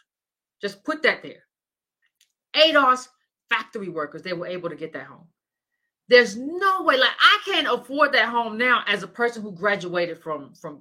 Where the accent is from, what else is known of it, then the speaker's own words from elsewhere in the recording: Decatur, United States; I grew up in Decatur. That's where I went to school